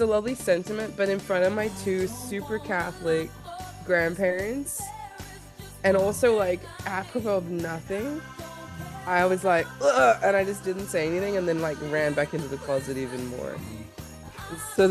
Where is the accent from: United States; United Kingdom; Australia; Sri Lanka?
Australia; moved away; I'm Australian. We didn't grow up with your dumb Hallmark movies. We didn't grow up with cold Christmas. We grew up, it's like literally summer.